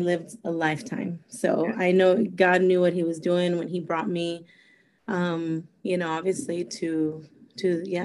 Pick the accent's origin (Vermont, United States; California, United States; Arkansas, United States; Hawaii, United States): California, United States; also born or lived in Costa Rica; now in Fort Myers, United States; but I was raised in California. When I was 5 years old, my mom and my dad moved to California